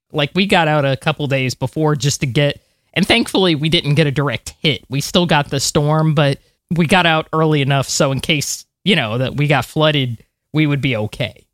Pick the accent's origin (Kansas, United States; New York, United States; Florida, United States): Florida, United States; I'm from Florida.